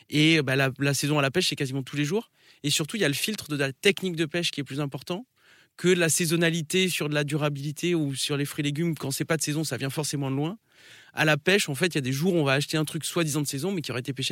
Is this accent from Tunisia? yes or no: no; Bordeaux, Nouvelle-Aquitaine, France; also born or lived in Royan; J'ai un nom breton, mais je suis né à Bordeaux.